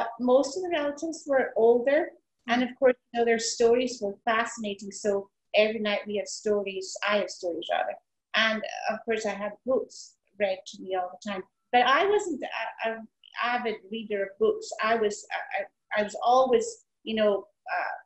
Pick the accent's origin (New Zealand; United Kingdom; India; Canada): United Kingdom; Highlands of Scotland; I was brought up in the Highlands of Scotland, way up in the hills, the moors, as we call it, and overlooking Loch Ness